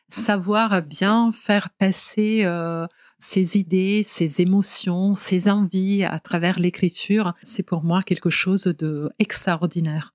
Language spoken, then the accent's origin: French; Genoa, Liguria, Italy; French is a second language; moved away as an adult; now in Marseille, France; on est allé ensemble à Gênes, donc dans ma ville natale